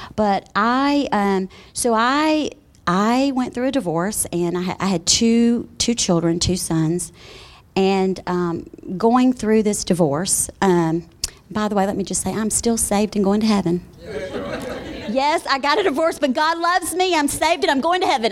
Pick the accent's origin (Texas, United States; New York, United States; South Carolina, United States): South Carolina, United States; moved away as an adult; now in Colorado, United States; I am from South Carolina originally. Been there all my life